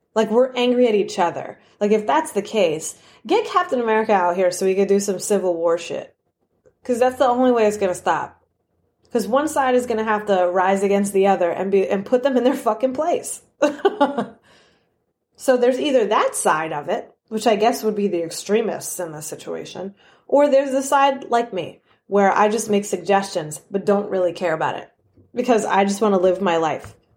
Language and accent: English; New York, United States; I'm from New York